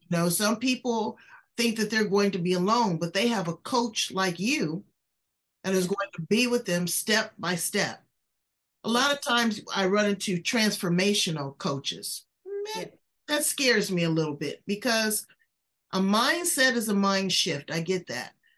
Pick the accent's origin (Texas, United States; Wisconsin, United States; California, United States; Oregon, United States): California, United States; I'm from California